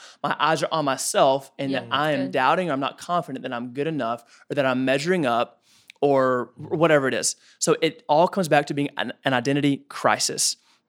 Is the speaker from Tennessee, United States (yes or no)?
yes; Woodbury, Tennessee, United States; The fine establishment of Woodbury, Tennessee.